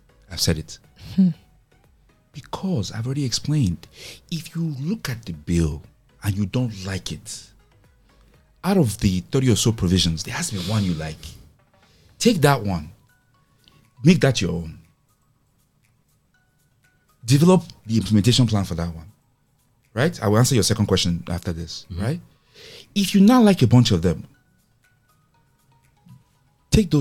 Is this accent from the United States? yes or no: no; Nigeria; As Nigerian technologists